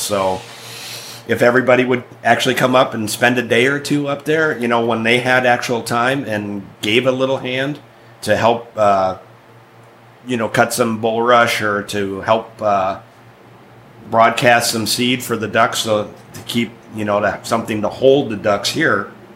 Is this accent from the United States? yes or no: yes; Wisconsin, United States; moved away; I grew up in Wisconsin